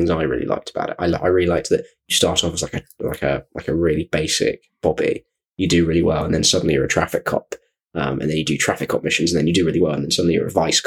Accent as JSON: {"language": "English", "country": "United Kingdom", "said": "because we're British"}